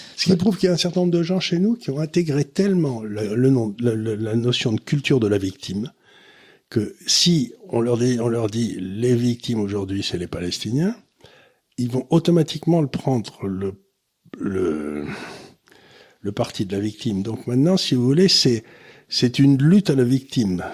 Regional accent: Amiens, Hauts-de-France, France; quand j'étais gamin à Amiens

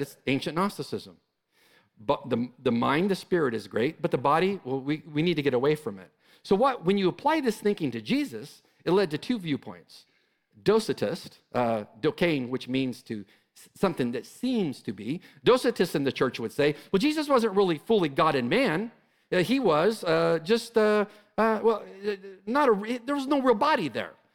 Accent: California, United States; moved away as an adult; I'm from California. I just came from California.

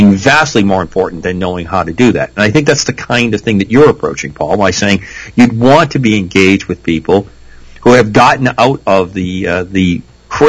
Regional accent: New England, United States; moved away as an adult; I grew up in New England. I was away for a long time in the military. I've been back about 10, 12 years. I just love Rhode Island

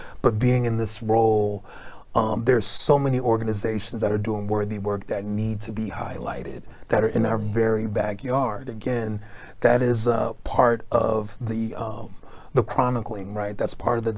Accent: New York City, New York, United States; now in Chicago, United States; growing up in Brooklyn, New York

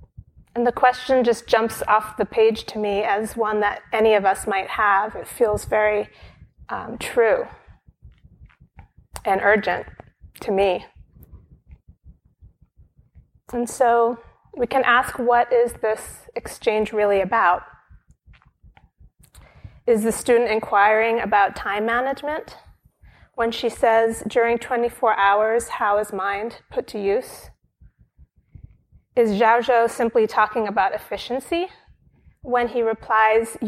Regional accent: Brooklyn, New York, United States; moved away as an adult; now in near the monastery, United States; Brooklyn is my hometown. I spent the first 17 years of my life here

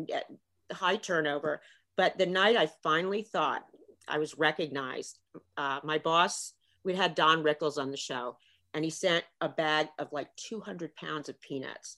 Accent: Marion County, Indiana, United States; moved away as an adult; I grew up in Indiana. I don't like to brag, but Marion County, Indiana

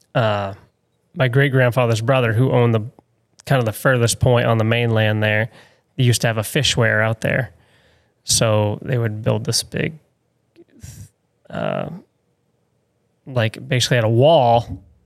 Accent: St. George, Maine, United States; I grew up in Saint George, actually really close to Ratcliffe Island

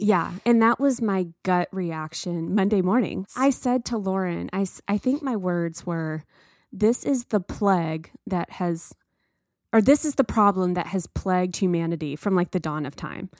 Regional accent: the South, United States; I grew up in the South, and there are many times in my childhood where I felt different

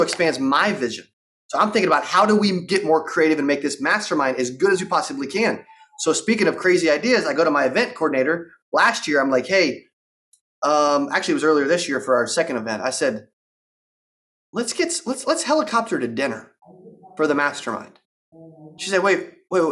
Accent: Arkansas, United States; I'm from Arkansas. Like, I grew up in a town for 8,000

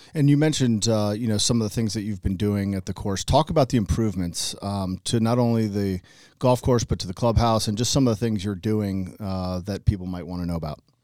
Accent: Northern Virginia, United States; when I was a young person growing up in Northern Virginia

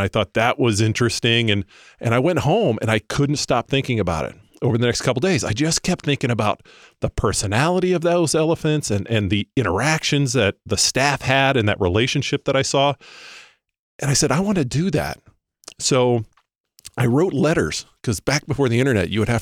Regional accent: Florida, United States; I grew up in Florida

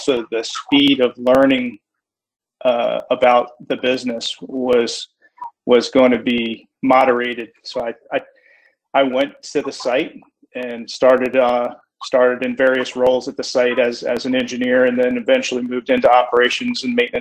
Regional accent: Florida, United States; I'm a Florida native. So it's kind of unique that I was born, raised, and I've spent my entire career

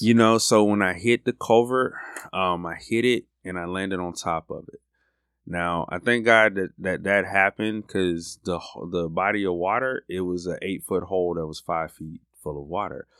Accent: Florida, United States; now in Birmingham, United States; I'm from Florida

